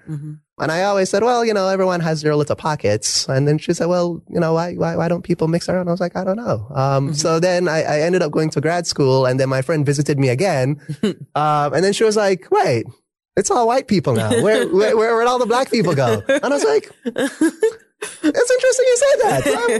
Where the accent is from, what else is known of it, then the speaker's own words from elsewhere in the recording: Jamaica; because I came from Jamaica and, you know, not to overhype my education system, but we learned everything, right?